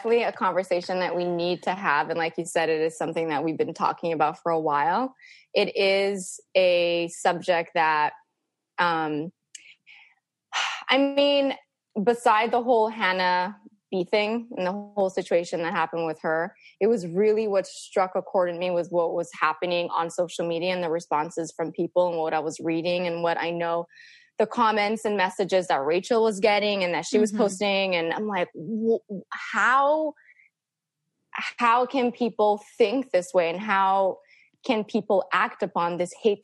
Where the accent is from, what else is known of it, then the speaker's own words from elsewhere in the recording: Montreal, Quebec, Canada; I grew up in St. Leonard, predominantly Italian, but it's my backyard was Montreal North.